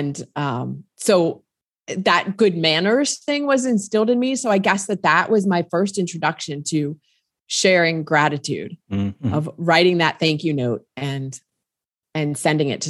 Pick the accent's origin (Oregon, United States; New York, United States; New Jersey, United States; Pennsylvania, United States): New Jersey, United States; I grew up in New Jersey, family, brother, younger brother